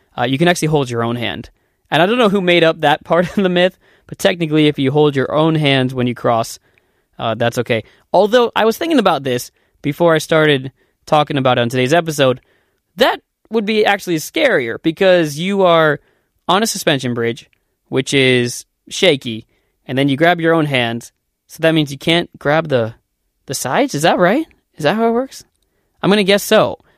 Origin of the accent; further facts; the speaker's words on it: Columbus, Ohio, United States; moved away as an adult; also born or lived in Korea; now in South Korea; I'm from Columbus, Ohio, which is in the United States